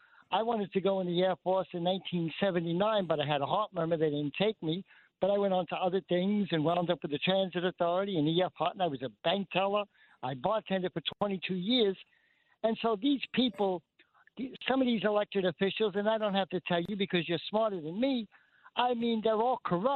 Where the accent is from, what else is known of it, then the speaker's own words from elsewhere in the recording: New York City, New York, United States; I'm from Bay Ridge, Brooklyn, right?